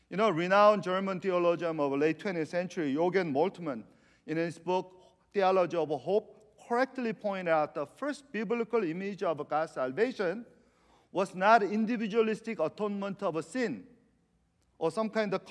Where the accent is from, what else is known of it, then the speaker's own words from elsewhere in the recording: Argentina; I was kind of giggling inside because I'm from Argentina. I'm from Messi.